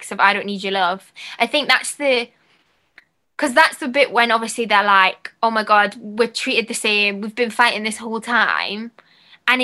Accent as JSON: {"language": "English", "town": "Newcastle upon Tyne", "region": "North East England", "country": "United Kingdom", "said": "I'm from Newcastle"}